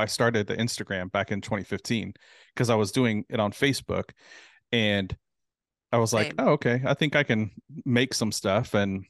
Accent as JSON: {"language": "English", "region": "California", "country": "United States", "lives_now": "Houston, United States", "said": "I'm originally from California, from Southern California."}